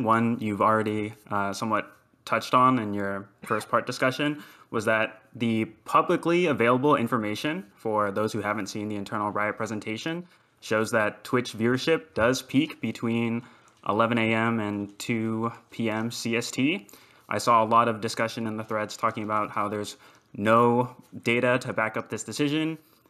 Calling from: Fort Worth, Texas, United States; Fort Worth, Texas.

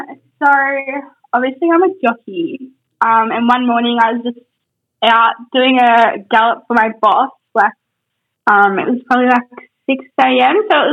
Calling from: Queensland, Australia

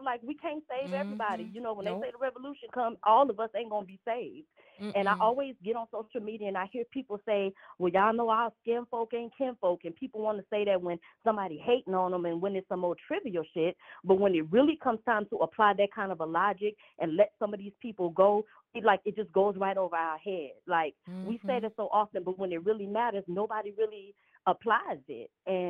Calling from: Los Angeles, California, United States; I am calling from L.A. I'm in Los Angeles.

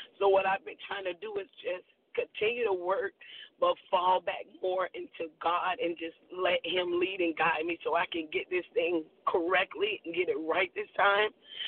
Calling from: Boynton Beach, Florida, United States; I'm calling you from Boynton Beach, Florida.

